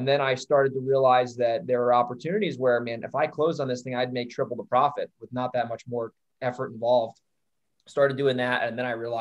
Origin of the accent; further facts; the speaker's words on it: Hudson Valley, New York, United States; moved away as an adult; now in San Diego, United States; I was born born there, raised there.